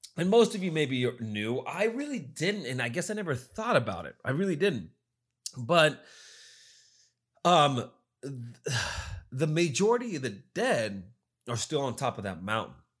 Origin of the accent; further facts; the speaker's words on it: United States; I'm American